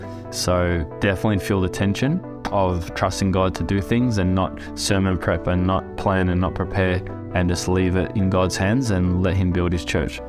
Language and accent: English; Australia; I'm 31 years old. I'm from Australia and I'm a lead pastor of a church.